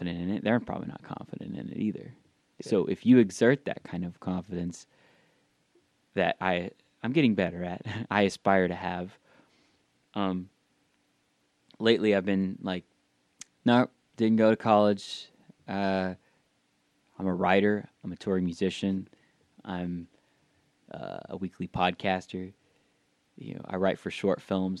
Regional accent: the South, United States; growing up in the South, especially a very religious household

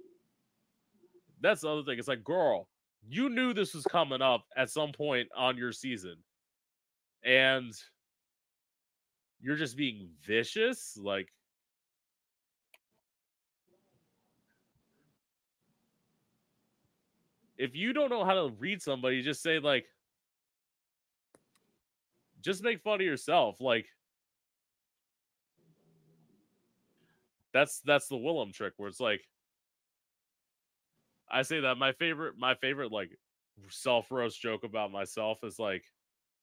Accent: Florida, United States; also born or lived in Orlando; I came from Florida back when they actually educated people

